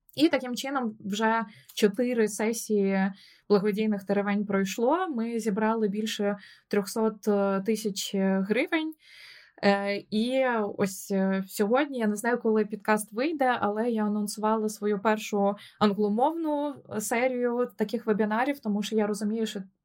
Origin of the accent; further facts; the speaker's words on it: Odesa, Odesa Oblast, Ukraine; moved away as an adult; also born or lived in Kyiv; now in London, United Kingdom; я сама з Одеси